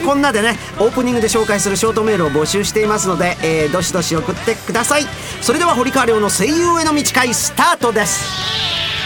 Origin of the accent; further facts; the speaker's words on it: Osaka, Japan; accent: Osaka-ben; 僕の大阪弁